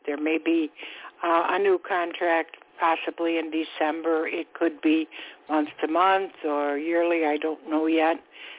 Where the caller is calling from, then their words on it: Florida, United States; I'm calling from Florida.